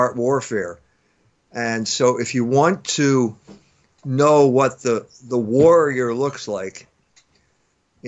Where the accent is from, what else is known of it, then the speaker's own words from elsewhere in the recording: United States; I'm an American